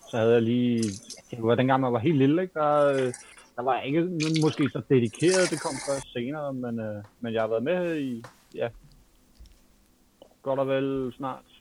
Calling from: Capital Region of Denmark, Denmark; Jamen, øh, jeg kommer fra Nordvest.

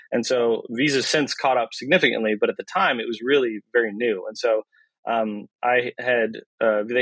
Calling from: Marin, California, United States; Uh, I'm dialing in from uh, my home office in Marin.

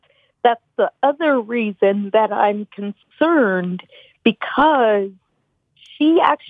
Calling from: Memphis, Tennessee, United States; I am calling from Memphis, Tennessee.

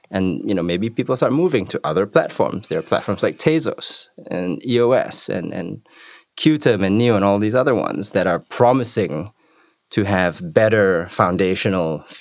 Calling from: Montevideo, Uruguay; speaking from Montevideo, Uruguay.

